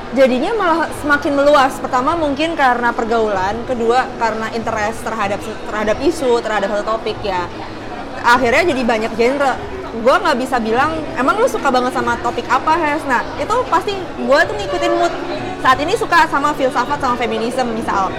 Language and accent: Indonesian; Surabaya, East Java, Indonesia; moved away as an adult; now in Jakarta, Indonesia; gue dari kecil sampai besar di Surabaya. Gue pindah ke Jakarta cuma hanya karena kerjaan aja